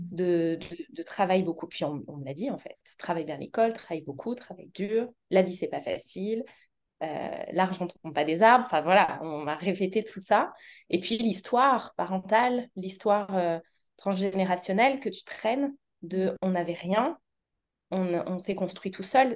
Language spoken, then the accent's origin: French; Auvergne-Rhône-Alpes, France